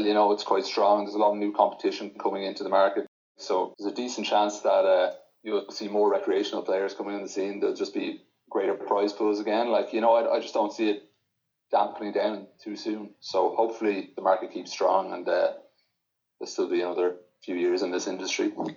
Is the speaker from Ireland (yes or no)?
yes; Ireland; as an Irish player